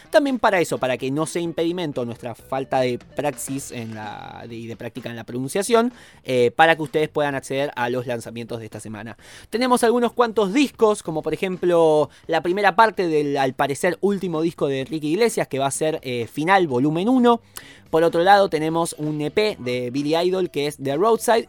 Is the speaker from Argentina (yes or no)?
yes; Argentina; nuestra historia eh, tanto argentina como latinoamericana